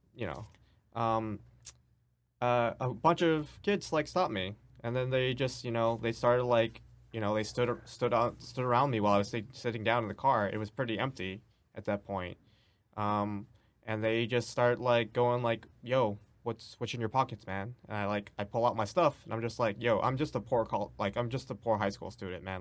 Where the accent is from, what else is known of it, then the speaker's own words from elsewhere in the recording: New York City, New York, United States; I grew up in New York City